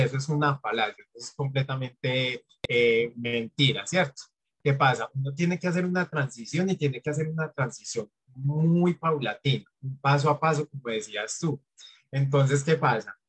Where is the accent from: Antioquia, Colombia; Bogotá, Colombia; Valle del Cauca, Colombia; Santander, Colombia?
Antioquia, Colombia; Yo soy de Colombia y en Colombia tenemos la percepción, o sobre todo en mi región, que es Antioquia